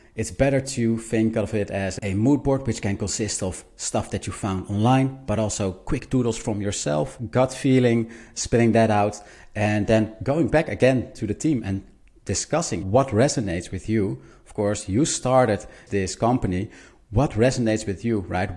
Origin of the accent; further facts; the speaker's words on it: Netherlands; I'm a designer from the Netherlands